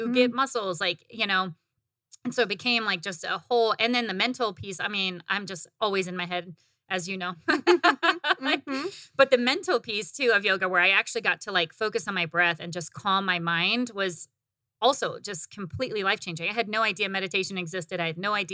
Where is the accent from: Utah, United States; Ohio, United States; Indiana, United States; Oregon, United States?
Indiana, United States; Northern; moved away as an adult; now in Arizona, United States; growing up in the Midwest, and maybe it was just like where I grew up in the Midwest in Northern Indiana